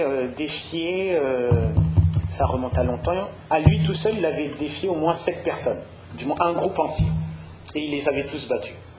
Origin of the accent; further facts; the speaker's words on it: Paris, Île-de-France, France; je suis parisien